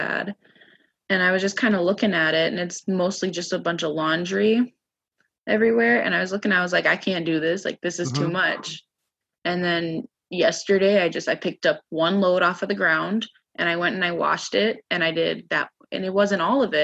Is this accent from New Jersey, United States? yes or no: no; Minneapolis, Minnesota, United States; moved away as an adult; now in Grand Forks, United States; I originally came from Minneapolis.